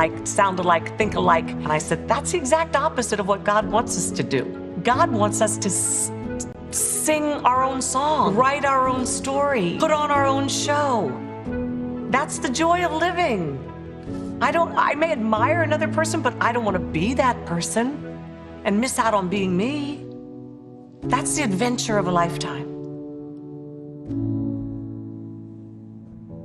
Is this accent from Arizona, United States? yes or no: no; Maryland, United States; born or raised there; also born or lived in Paris, France